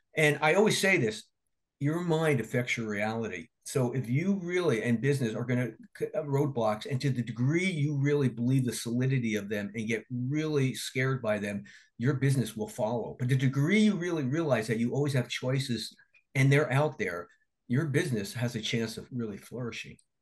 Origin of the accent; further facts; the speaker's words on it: New Jersey, United States; I'm from Jersey and I used to go to Atlantic City all the time